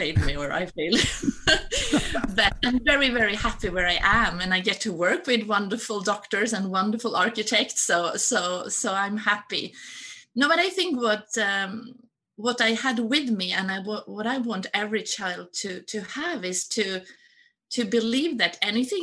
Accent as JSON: {"language": "English", "town": "Stockholm", "region": "Stockholm County", "country": "Sweden", "tie": "born or raised there", "also_born_or_lived": "Gothenburg", "said": "I was born in a sort of one room apartment in Stockholm."}